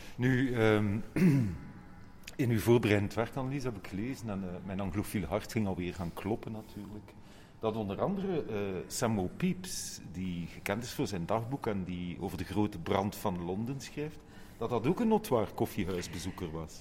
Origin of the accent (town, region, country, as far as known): Ghent, Flanders, Belgium